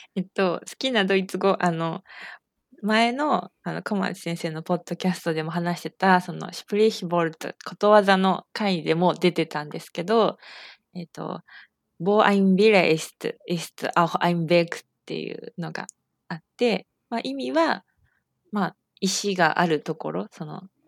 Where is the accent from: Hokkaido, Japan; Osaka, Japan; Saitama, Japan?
Saitama, Japan; 私は、えー、埼玉県出身で、今も埼玉県に住んでいます